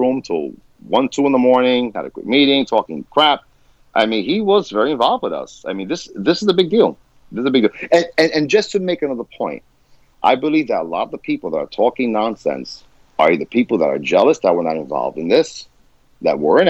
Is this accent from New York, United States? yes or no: yes; New York City, New York, United States; I'm from the hood, I'm from the Bronx